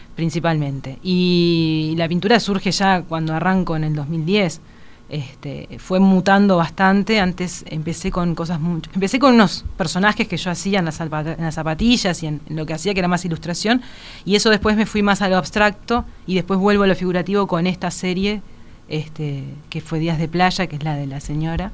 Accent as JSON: {"language": "Spanish", "region": "Montevideo", "country": "Uruguay", "tie": "born or raised there", "also_born_or_lived": "Caracas, Venezuela / Paraguay", "said": "nací allá y no acá pero me crié acá, mi crianza es 100% uruguaya"}